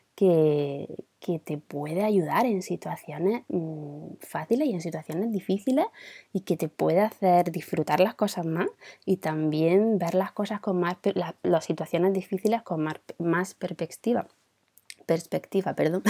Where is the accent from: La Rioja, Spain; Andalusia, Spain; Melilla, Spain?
Andalusia, Spain; Granada; Yo vengo de Granada